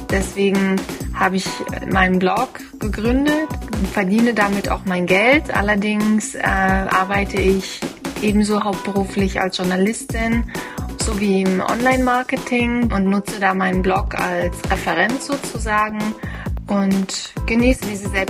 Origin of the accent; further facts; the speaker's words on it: Schönebeck, Saxony-Anhalt, Germany; moved away; also born or lived in Australia / United States / England / Mozambique; Ursprünglich komme ich aus Schönebeck bei Magdeburg und hierhin zieht es mich auch regelmäßig wieder zurück, um meine Familie und alte Freunde zu besuchen.